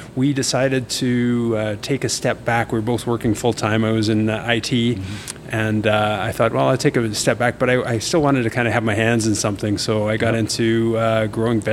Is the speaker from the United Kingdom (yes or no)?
no; Cranbrook, British Columbia, Canada; now in Calgary, Canada; I'm from BC, Cranbrook